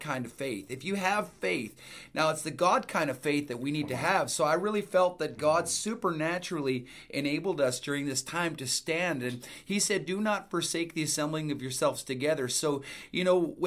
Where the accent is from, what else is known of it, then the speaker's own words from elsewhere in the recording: Edmonton, Alberta, Canada; we're from Edmonton, Alberta